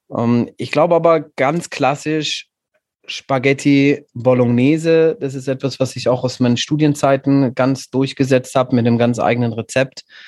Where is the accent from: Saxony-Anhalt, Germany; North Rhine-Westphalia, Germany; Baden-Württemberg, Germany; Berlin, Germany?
Baden-Württemberg, Germany; Stuttgart; now in Viernheim, Germany; ich bin in Stuttgart geboren und aufgewachsen